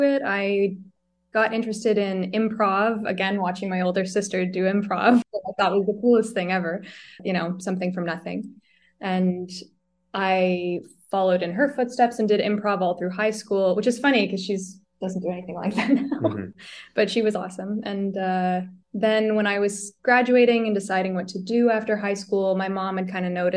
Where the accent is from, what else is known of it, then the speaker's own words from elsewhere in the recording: Halton Hills, Ontario, Canada; now in Toronto, Canada; the town of Halton Hills, which is the municipality where I'm from